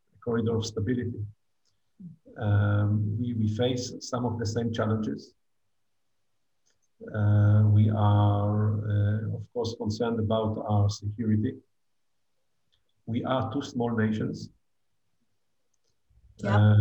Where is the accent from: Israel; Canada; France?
Israel; moved away as an adult; now in Abu Dhabi, United Arab Emirates; as Israelis